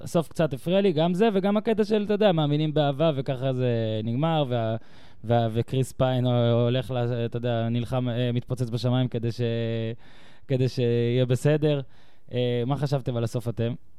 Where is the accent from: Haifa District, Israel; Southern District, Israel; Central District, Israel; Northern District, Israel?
Northern District, Israel; the North; moved away as an adult; now in Tel Aviv, Israel; אני גדלתי בצפון, ב-2006 הגעתי לתל אביב